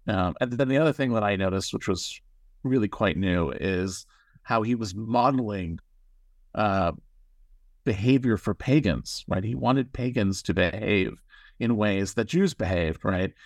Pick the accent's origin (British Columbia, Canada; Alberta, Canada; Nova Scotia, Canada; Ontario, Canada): Ontario, Canada; Toronto; moved away; I grew up in Toronto, Canada